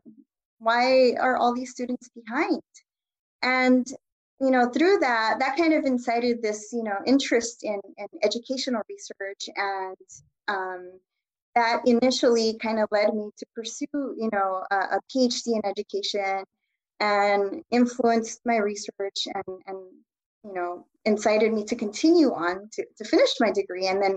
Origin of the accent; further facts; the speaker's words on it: Los Angeles, California, United States; also born or lived in Boyle Heights, Los Angeles; I was born here I was born in Boyle Heights and I grew up in East Los Angeles.